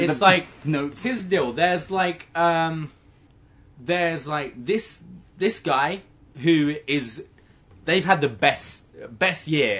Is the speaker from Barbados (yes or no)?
no; United Kingdom; moved away as an adult; now in Toronto, Canada; I'm a British person.